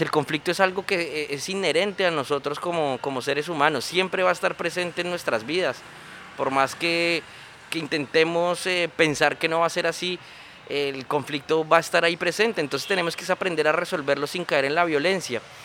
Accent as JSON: {"language": "Spanish", "country": "Colombia"}